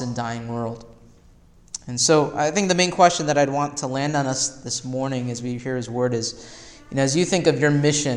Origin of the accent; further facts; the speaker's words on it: Chicago, Illinois, United States; I grew up in Chicago